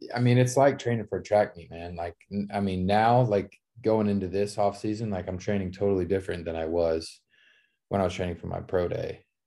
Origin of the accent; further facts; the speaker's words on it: Dallas, Texas, United States; back home playing for my hometown team